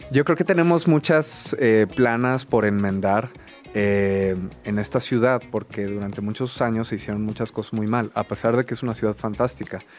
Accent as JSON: {"language": "Spanish", "region": "Mexico City", "country": "Mexico", "tie": "born or raised there", "said": "yo que crecí aquí"}